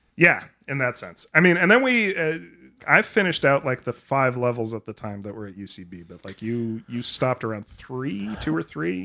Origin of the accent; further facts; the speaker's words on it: New York, United States; I'm from New York